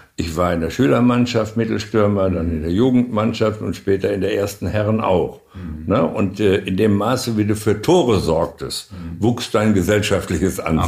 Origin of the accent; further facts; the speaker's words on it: North Rhine-Westphalia, Germany; moved away as an adult; now in Hannover, Germany; Ich bin ja in Nordrhein-Westfalen geboren ja. und auch weitgehend aufgewachsen